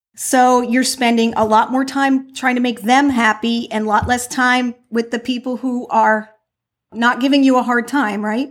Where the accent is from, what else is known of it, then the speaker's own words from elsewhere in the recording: New Jersey, United States; now in Florida, United States; I'm from New Jersey